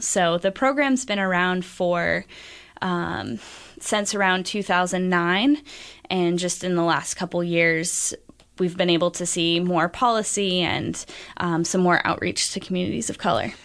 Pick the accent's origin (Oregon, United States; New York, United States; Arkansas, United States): Oregon, United States; Beaverton; I grew up in Beaverton, and it's, uh, it's become increasingly diverse since even I was a kid there.